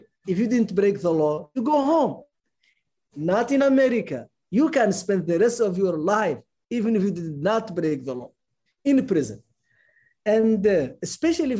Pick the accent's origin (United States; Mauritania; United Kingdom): Mauritania; moved away as an adult; also born or lived in Germany; I'm a Mauritanian citizen. I'm not an American citizen.